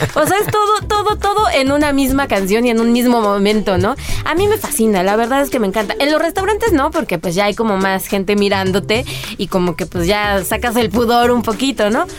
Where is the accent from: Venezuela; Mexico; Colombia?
Mexico; somos los mexicanos